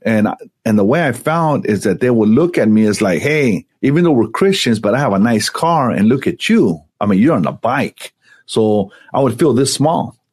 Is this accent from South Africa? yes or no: no; Santa Ana, California, United States; I grew up in Santa Ana, it's it's the LA of Orange County